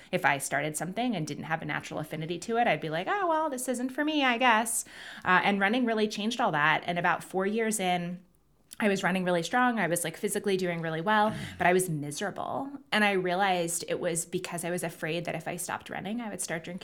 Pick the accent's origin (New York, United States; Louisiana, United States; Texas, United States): New York, United States; Manhattan; also born or lived in London, United Kingdom; growing up in Manhattan and London and really big cities.